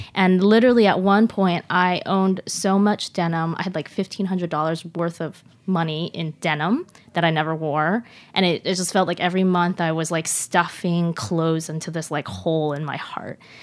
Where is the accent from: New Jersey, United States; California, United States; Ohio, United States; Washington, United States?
Washington, United States; Seattle; also born or lived in Shanghai; originally from Shanghai, but grew up in Seattle